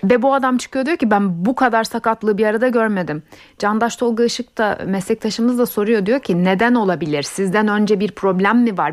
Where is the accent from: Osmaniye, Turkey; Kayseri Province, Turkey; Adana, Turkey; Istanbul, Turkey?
Kayseri Province, Turkey; benim de memleketim Kayseri zaten. Hemşerilerim bana kızmasın